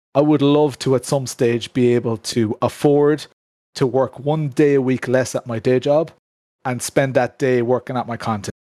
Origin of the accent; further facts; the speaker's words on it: Ireland; within Ireland, you know, a lot of people refer to me as that Irish sim racer, you know, that that Irish YouTuber